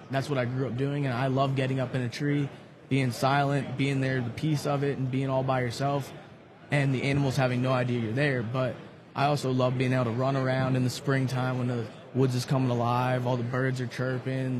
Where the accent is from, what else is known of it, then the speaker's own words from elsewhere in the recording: western Maryland, United States; also born or lived in Eastern Shore, Maryland; I'm from Maryland, originally from the western side of Maryland. Now I moved down to the eastern shore